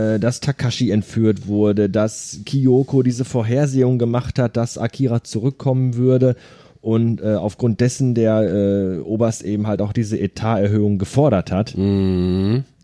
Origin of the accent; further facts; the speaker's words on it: Ruhr area, North Rhine-Westphalia, Germany; hier bei uns im Ruhrgebiet